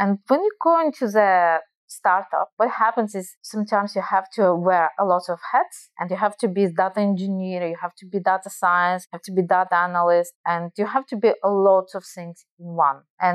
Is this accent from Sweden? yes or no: no; Israel; accent: Russian; English is a second language; also born or lived in Belarus; So you guys, probably you hear my Russian accent. So I probably will tell that I actually Russian, but I'm not Russian. And as I mentioned, I lived many years in Israel. My parents immigrated to Israel when I was a child from Belarus due to Chernobyl disaster.